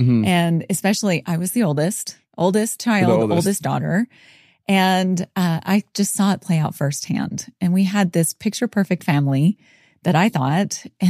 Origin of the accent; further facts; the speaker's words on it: Dothan, Alabama, United States; also born or lived in Palatka, Florida; So I am Southern, born and raised in Alabama. Well, actually born in Florida. So born in kind of the Jacksonville area, a teeny little town called Palatka, Florida.